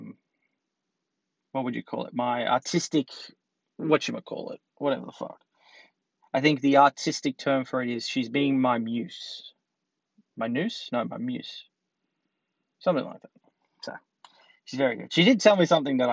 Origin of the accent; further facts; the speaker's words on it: Australia; I'm Australian